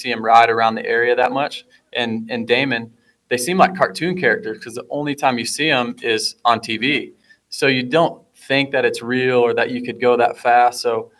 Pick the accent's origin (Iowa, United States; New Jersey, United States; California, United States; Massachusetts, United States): Iowa, United States; being from the Midwest, and like you and Chad being from the same town I grew up in Iowa